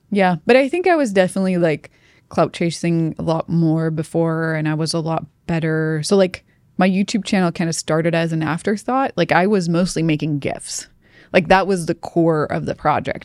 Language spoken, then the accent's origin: English; Sweden; moved away as an adult; I'm from Sweden